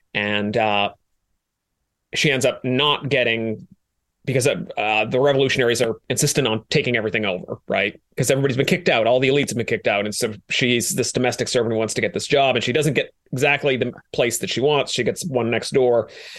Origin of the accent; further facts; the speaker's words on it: Maine, United States; I like to consider myself quite a driver on snow because I'm from Maine originally